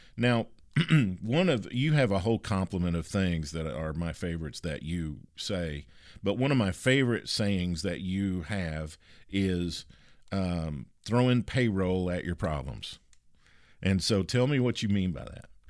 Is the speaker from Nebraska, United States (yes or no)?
no; Kentucky, United States; a girl that I grew up with in Kentucky